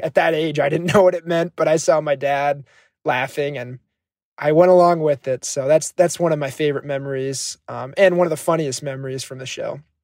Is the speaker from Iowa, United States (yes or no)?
yes; Johnston, Iowa, United States; I'm from Johnston, Iowa, and I'm currently a senior at the University of Iowa